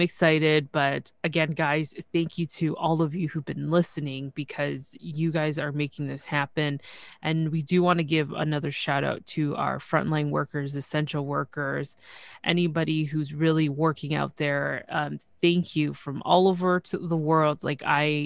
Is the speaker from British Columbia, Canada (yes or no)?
no; Toronto, Ontario, Canada; I'm from Toronto, Canada